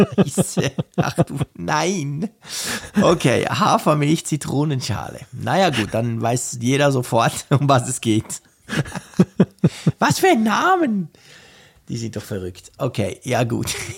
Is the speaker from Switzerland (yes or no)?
yes; Switzerland; bei uns in der Schweiz